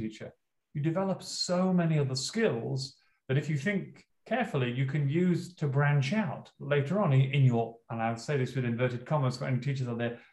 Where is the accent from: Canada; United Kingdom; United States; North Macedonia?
United Kingdom; Leeds, Yorkshire and the Humber; moved away as an adult; now in Australia; I'm from Northern England, and my hometown is Leeds